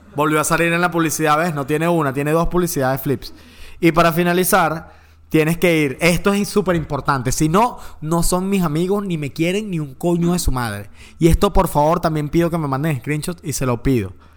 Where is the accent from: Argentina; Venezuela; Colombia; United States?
Venezuela; San Juan de los Morros, Guárico; moved away; San Juan de los Morros, que fue donde yo nací